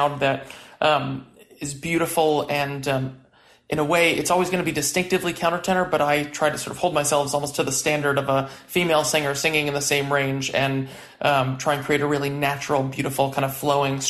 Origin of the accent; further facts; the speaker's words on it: New York City, New York, United States; moved away as an adult; now in San Francisco Bay Area, United States; I grew up in Prospect Heights in Brooklyn